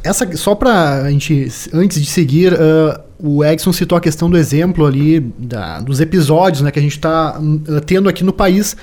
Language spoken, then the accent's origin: Portuguese; Brazil; como brasileiro